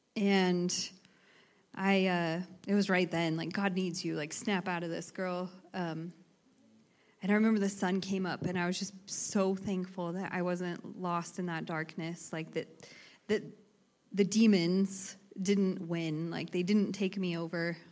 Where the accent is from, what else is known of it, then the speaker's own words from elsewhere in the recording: Emmett, Idaho, United States; I grew up in Emmett, Idaho